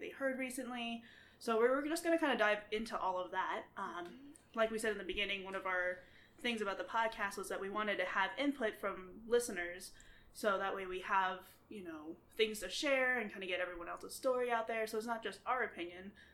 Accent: Arizona, United States; I am from Arizona. I have lived here pretty much my entire life

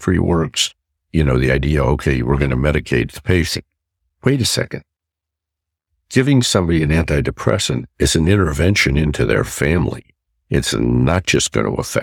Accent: Chicago, Illinois, United States; moved away as an adult; also born or lived in Wilmette, Illinois / Canada; I was back in my hometown

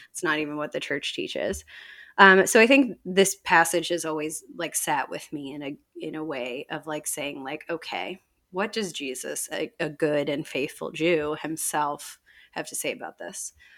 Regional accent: Chicago, Illinois, United States; now in Indianapolis, United States; I grew up outside of Chicago

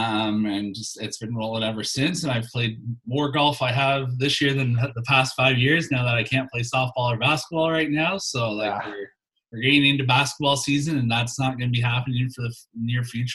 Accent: Toronto, Ontario, Canada; So I was born in Toronto, obviously grew up a Leafs fan

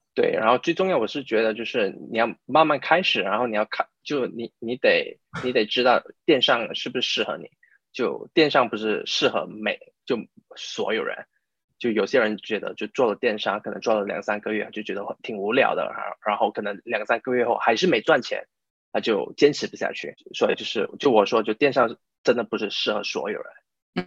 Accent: Malaysia; first language Chinese; moved away as an adult; now in United Kingdom; 我是马来西亚人，然后我就差不多七八年前来到英国吧，然后在英国念，念了大学，然后就在这里工作，就工作差不多四，啊，四五年，然后我目前是在一家，啊，美国的咨询公司工作，可是是在英国，啊，就在英国这一家，呃，美国咨询公司工作

